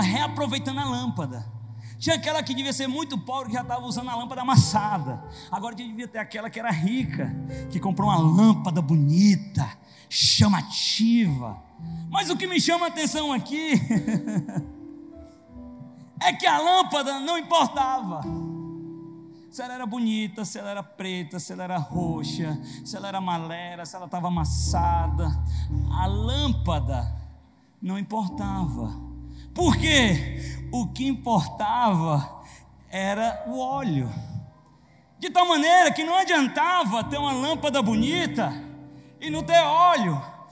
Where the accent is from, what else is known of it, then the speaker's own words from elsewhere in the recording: interior of Ceará, Brazil; eu sou do interior do Ceará